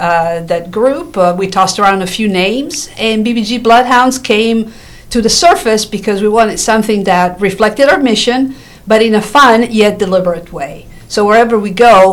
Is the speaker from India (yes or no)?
no; Italy; moved away; I was raised in Italy. My dad worked with the Juventus football club in Turin, Italy